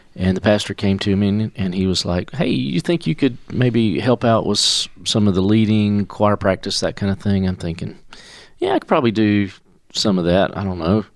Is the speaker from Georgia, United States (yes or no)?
yes; Commerce, Georgia, United States; moved away as an adult; also born or lived in Cornelia, Georgia / Moultrie, Georgia; we grew up in Commerce